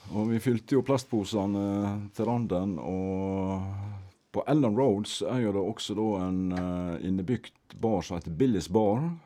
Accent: Norway; Vi kom jo da fra Norge

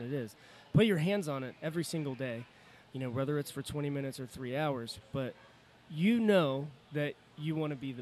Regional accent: Cincinnati, Ohio, United States; we're from Cincinnati

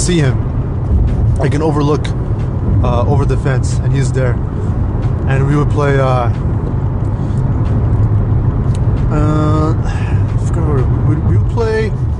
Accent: Alhambra, California, United States; also born or lived in Los Angeles, California / Montebello, California; I grew up in Alhambra, actually. I was born in L.A., General Hospital.

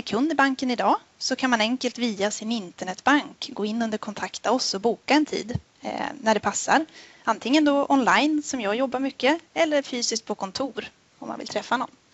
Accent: Sundsvall, Västernorrland County, Sweden; moved away as an adult; now in Jönköping, Sweden; jag började i Nordea 2015 uppe i Sundsvall där jag kommer ifrån

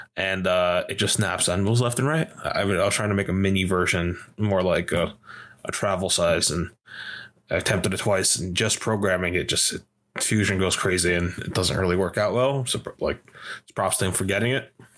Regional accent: New York, United States; I was from New York

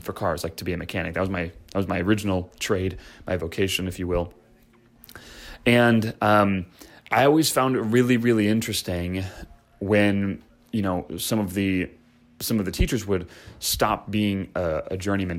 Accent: Chicago, Illinois, United States; I grew up in Chicago

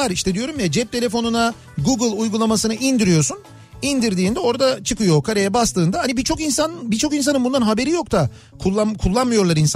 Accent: Malatya, Turkey; Efendim bir Malatyalı olarak duruma e, açıklık getirmek istiyorum.

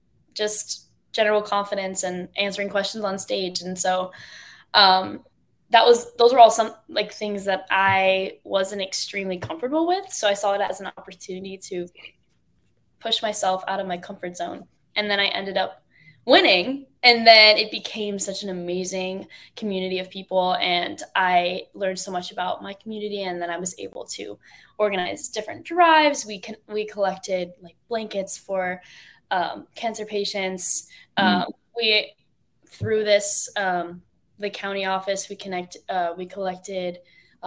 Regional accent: Dover, Florida, United States; I'm from Tampa, but I grew up on the outskirts of Tampa

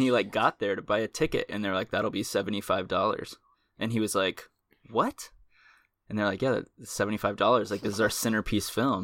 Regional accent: Austin, Texas, United States; moved away; I'm from Austin.

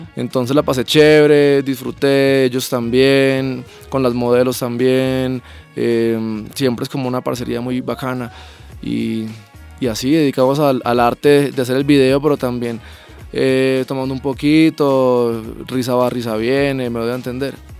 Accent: Pereira, Risaralda, Colombia; Yo soy de Pereira

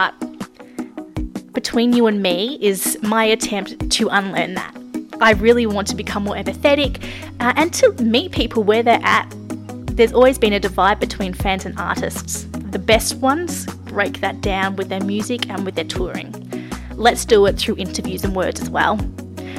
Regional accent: Australia; also born or lived in Melbourne, Australia / Nashville, Tennessee, United States; I am definitely Australian

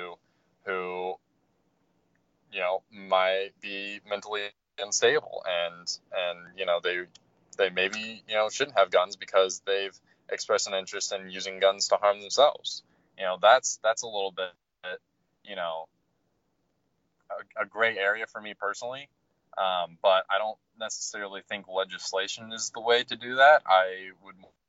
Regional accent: Dayton, Ohio, United States; I'm from Dayton

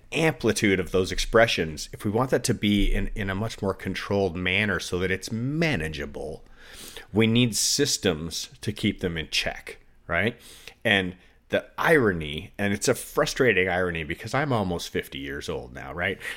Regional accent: United States; as an American living in America

